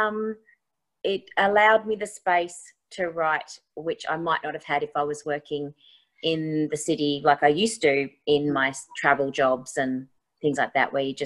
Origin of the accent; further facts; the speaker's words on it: Tasmania, Australia; moved away; I've traveled around the world, you know, that I came from Tasmania